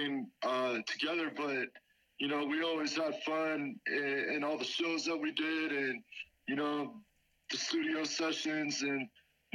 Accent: Lake Arrowhead, California, United States; moved away as an adult; also born or lived in Los Angeles, California; I grew up in Lake Arrowhead. The first 18 years of my life

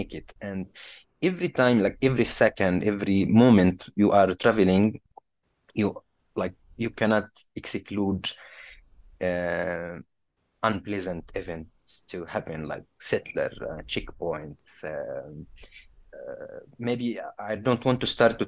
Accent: Jenin, West Bank, Palestine; also born or lived in Sydney, Australia; now in Ramallah, Palestine; I come from Jenin, countryside of Jenin.

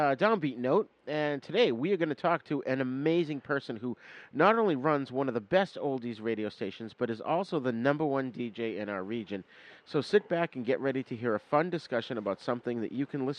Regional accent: Massachusetts, United States; moved away as an adult; now in Berwick, Maine, United States; I grew up in Mass, and they had Oldies 103, and that went away.

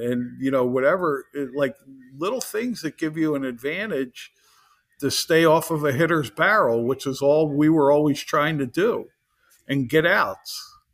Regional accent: Philadelphia, Pennsylvania, United States; I grew up in the Philadelphia area

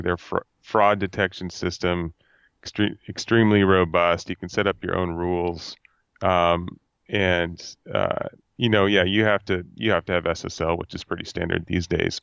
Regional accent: Fresno, California, United States; I am from Fresno, California, at Central California

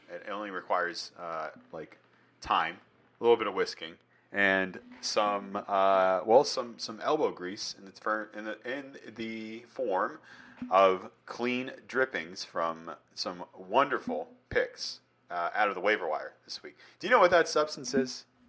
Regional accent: New England, United States; I'm from New England, but I don't know much about Boston

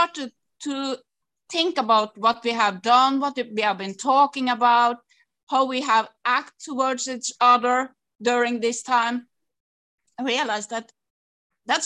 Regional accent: Norway; from Norway

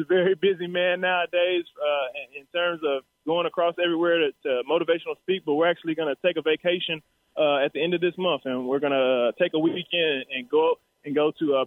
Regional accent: Texas, United States; I was here from Texas

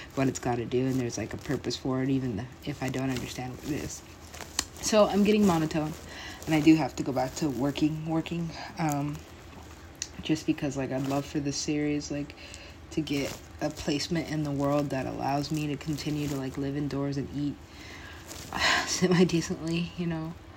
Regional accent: United States; also born or lived in Los Angeles; for being American

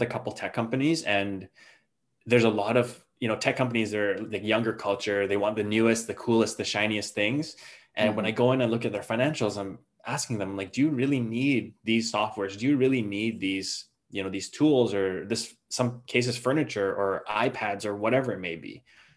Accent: Canada; I'm from Canada

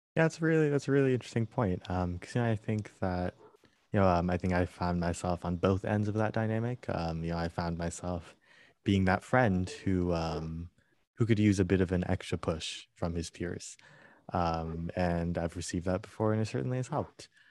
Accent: United States; I was born and raised in the United States

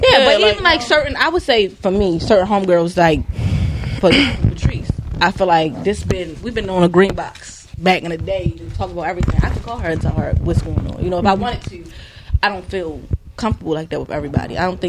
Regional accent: Lansdowne, United States; Man, growing up in Lansdowne

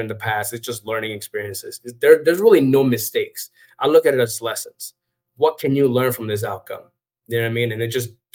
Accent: New Jersey, United States; also born or lived in Dominican Republic / New York City; I grew up in Jersey, in New York City

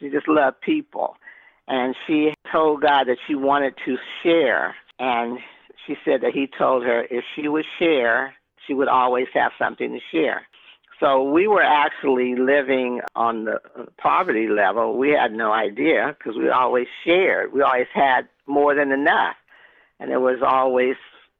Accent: Los Angeles, California, United States; I grew up in Pacoima, California

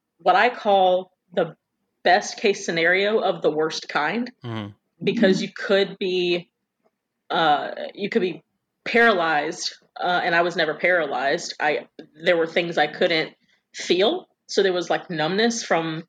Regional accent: Quincy, Florida, United States; also born or lived in Tallahassee, Florida; I was born in Tallahassee, but lived in Quincy

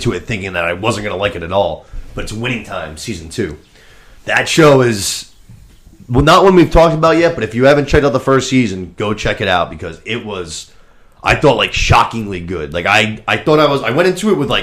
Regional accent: Massachusetts, United States; We're from Massachusetts

